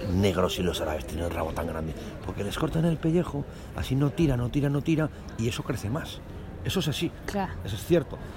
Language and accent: Spanish; Calatayud, Aragon, Spain; vengo de Caratayuz, que es un pueblo que está al lado de Zaragoza, a unos 80 kilómetros